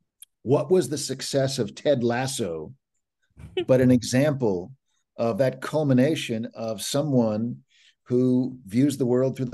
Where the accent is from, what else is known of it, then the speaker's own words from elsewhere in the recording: Kansas City, Missouri, United States; also born or lived in Raytown, Missouri; I spent a good deal of time in Raytown. And then when I was in high school, I moved to South Kansas City.